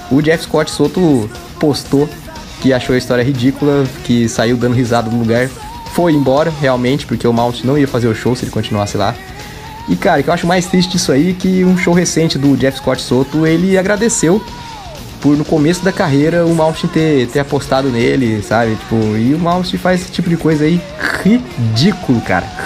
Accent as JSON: {"language": "Portuguese", "town": "Niterói", "region": "Rio de Janeiro", "country": "Brazil", "tie": "born there", "said": "Pra quem não sabe, eu nasci em Niterói."}